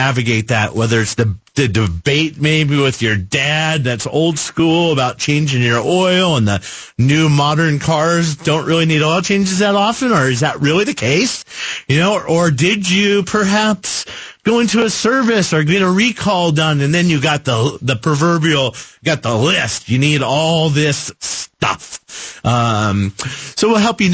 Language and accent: English; Phoenix, Arizona, United States; I grew up in Phoenix. Grew up right here at 32nd Street in Shea, right where we're standing here in the studios